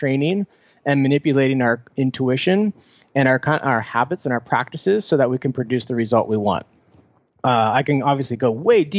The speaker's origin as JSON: {"language": "English", "town": "Foster City", "region": "California", "country": "United States", "tie": "born or raised there", "said": "Oh, I grew up in the Bay Area, about 20 minutes south of San Francisco in a place called Foster City, right on the bay."}